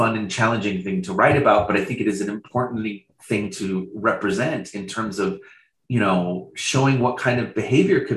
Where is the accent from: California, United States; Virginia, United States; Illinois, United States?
California, United States; Riverside; also born or lived in Boise, Idaho; I moved from Boise, Idaho to Riverside, California.